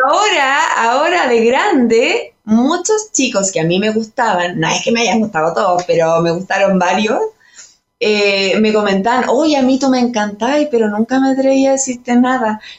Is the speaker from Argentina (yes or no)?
no; Chépica, O'Higgins, Chile; moved away as an adult; also born or lived in Santa Cruz, Chile; now in Santiago, Chile; yo soy nacida en Santa Cruz y criada en Chépica